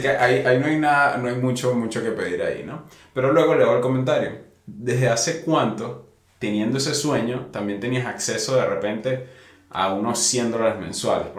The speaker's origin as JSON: {"language": "Spanish", "country": "Venezuela", "said": "nosotros somos de Venezuela"}